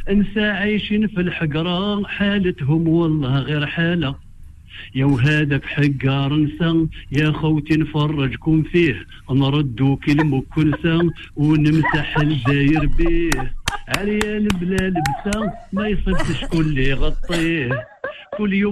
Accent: Algiers, Algiers Province, Algeria; moved away; moi, je viens d'Alger

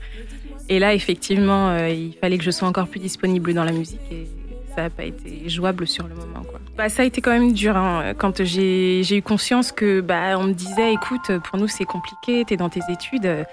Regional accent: Reims, Grand Est, France; also born or lived in Benin / Togo; Je suis née euh, à Reims. J'ai fait mes études à Reims et puis je vis à Reims

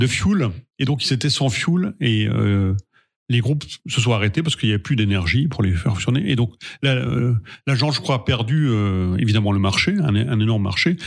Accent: Sainte-Marie-aux-Mines, Grand Est, France; moved away; also born or lived in Lyon; je viens de la vallée de Sainte-Marie-aux-Mines

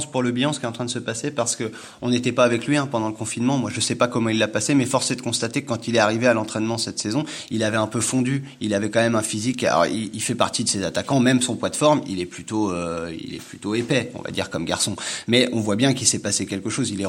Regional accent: Le Havre, Normandy, France; je viens du Havre

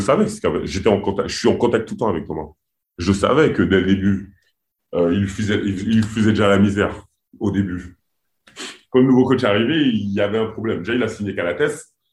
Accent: French Guiana; je suis Guyanais.

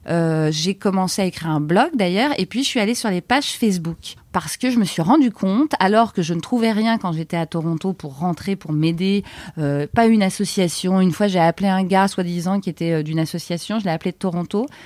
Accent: France; moved away as an adult; also born or lived in Canada; on est rentré quand même en France, on est français

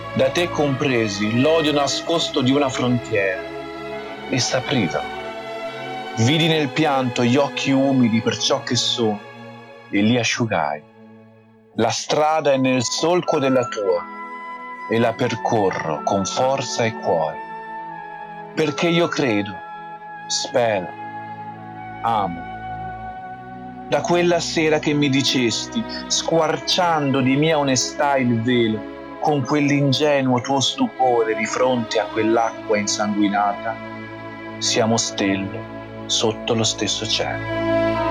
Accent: Forte dei Marmi, Tuscany, Italy; sono nato e cresciuto in Toscana a Forte dei Marmi

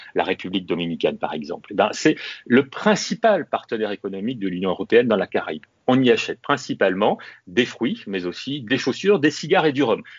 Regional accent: Réunion; Chez moi, à La Réunion

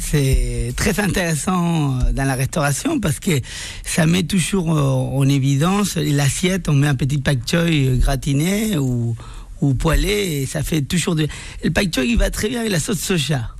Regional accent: Argentina; French is a second language; moved away as an adult; now in Paris, France; je suis venu de l'Argentine. Ça fait 15 ans que j'habite à Paris

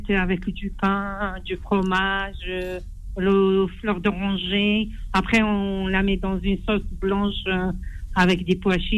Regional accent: Algiers, Algiers Province, Algeria; moi je suis d'Alger, hein, d'Alger, euh, Alger Centre.

